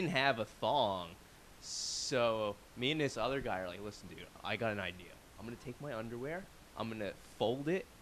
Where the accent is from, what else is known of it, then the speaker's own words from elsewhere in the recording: Philadelphia, Pennsylvania, United States; moved away; also born or lived in San Diego; I'm from Philadelphia